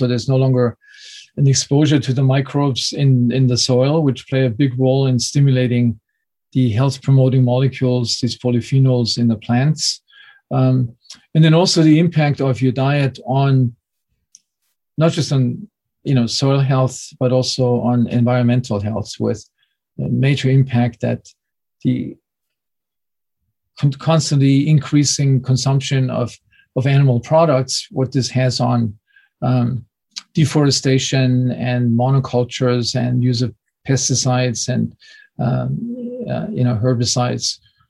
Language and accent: English; Munich, Bavaria, Germany; English is a second language; growing up in Munich in southern Germany, this was certainly not the place for known for its healthiest diet